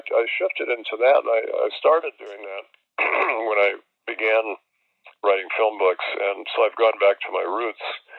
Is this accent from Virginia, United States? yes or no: no; Milwaukee, Wisconsin, United States; Spencer Tracy, who came from my hometown and went to my high school.